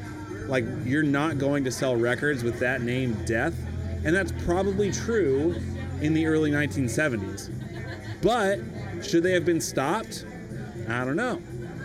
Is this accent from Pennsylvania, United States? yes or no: yes; Pennsylvania, United States; You know, growing up outside of Philly, we used to listen to the …, you know, quite a bit too.